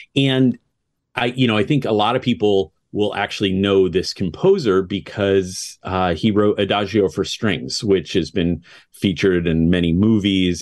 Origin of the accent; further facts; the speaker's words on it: United States; I'm an American conductor.